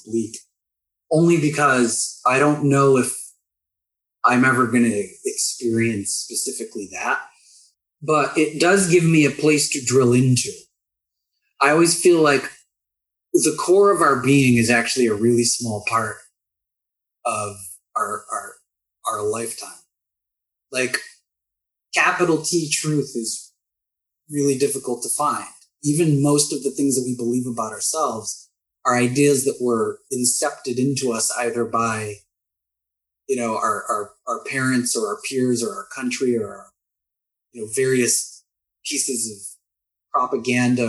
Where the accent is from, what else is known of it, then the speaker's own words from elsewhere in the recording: United States; also born or lived in Austin, Texas / San Antonio, Texas; being American